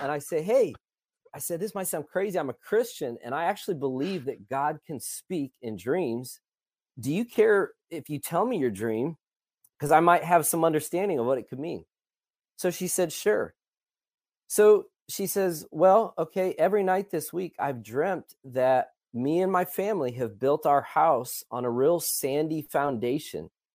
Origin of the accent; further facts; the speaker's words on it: Illinois, United States; also born or lived in Colorado Springs; now in Dallas-Fort Worth, United States; I am originally from Illinois